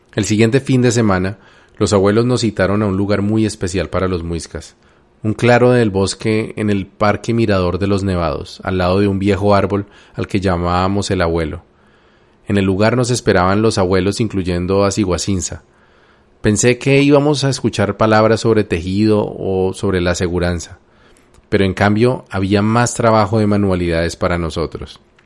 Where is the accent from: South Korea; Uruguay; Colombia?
Colombia